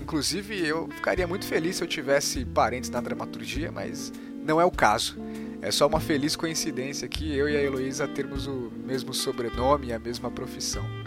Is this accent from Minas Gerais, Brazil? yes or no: no; Mauá, São Paulo, Brazil; Eu sou de Mauá